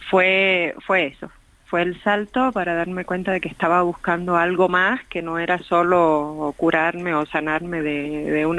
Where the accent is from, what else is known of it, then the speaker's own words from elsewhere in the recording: Havana, Cuba; now in Mexico; Ahora también soy mexicana y me enamoré de México como me había enamorado con dolor de La Habana que tuve que dejar atrás